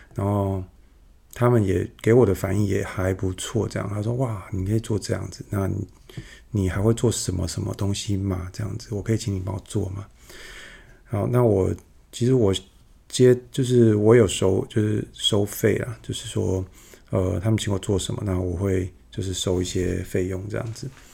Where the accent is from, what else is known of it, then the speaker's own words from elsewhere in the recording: Yunlin County, Taiwan; 我住乡下嘛，然后，呃，乡下的，我，我老家在云林